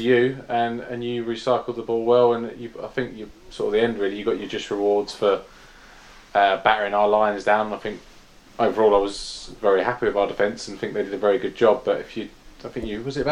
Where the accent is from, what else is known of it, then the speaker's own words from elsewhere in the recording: London, United Kingdom; being from South East London